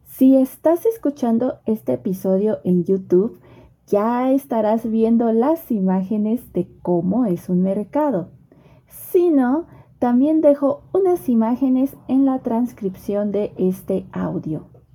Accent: Mexico; yo como mexicana

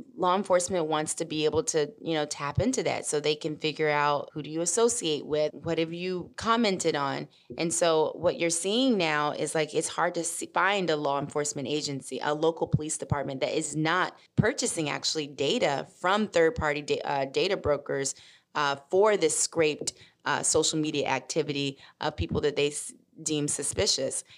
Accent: Memphis, Tennessee, United States; also born or lived in Mississippi; I'm originally from Mississippi, raised in Memphis

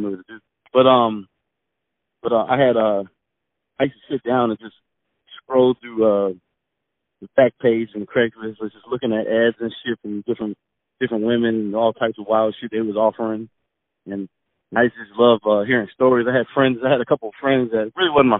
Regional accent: Atlanta, Georgia, United States; I'm from Atlanta, Georgia, born and raised

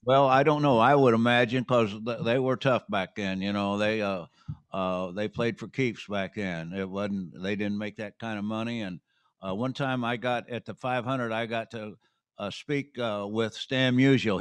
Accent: Terre Haute, Indiana, United States; I was born in Terre Haute, but outside of Terre Haute

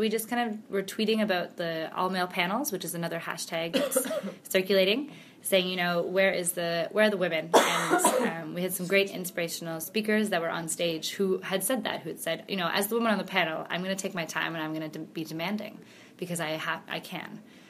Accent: Canada; moved away as an adult; now in Stockholm, Sweden; I'm originally from Canada, but I live in Stockholm, Sweden now.

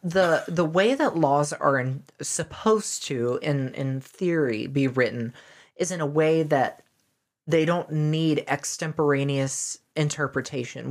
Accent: the South, United States; I grew up in the South, did grade school in the South

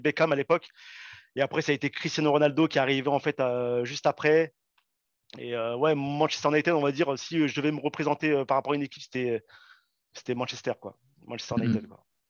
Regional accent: Saint-Étienne, Auvergne-Rhône-Alpes, France; moved away; also born or lived in Paris region; je suis né à Saint-Etienne

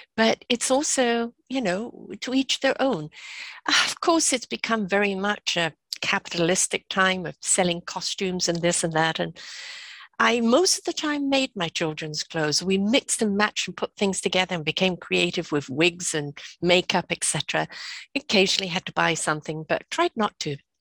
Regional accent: England, United Kingdom; now in Canada; I'm from England. We didn't have Halloween

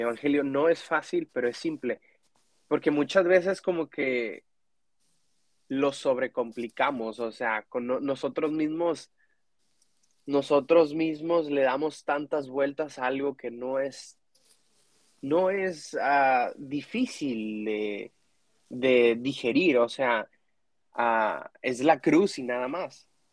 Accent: Mexico; now in Dallas, United States; como mexicano, como latino que crecí en la iglesia

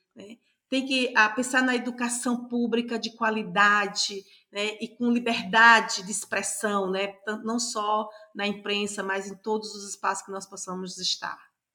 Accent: Paraíba, Brazil; eu nasci na Paraíba

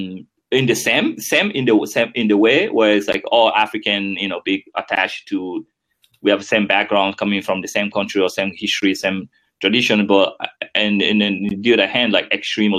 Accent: Guinea; first language French; English is a second language; moved away as an adult; also born or lived in United States; now in Netherlands; growing up in Guinea.

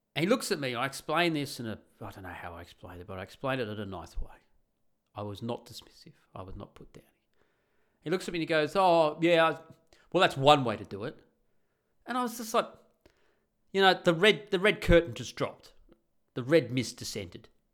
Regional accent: Australia; moved away as an adult; now in Netherlands; I'm the Australian guy that moves to Holland

